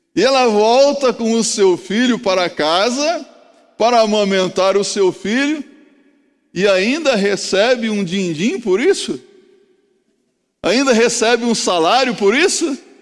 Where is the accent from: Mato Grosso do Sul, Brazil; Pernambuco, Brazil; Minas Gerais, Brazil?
Mato Grosso do Sul, Brazil; Eu sou lá do Mato Grosso do Sul